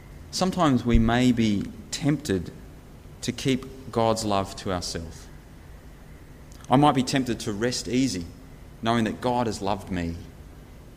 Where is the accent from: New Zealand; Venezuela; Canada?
New Zealand; I was born in New Zealand 31 years ago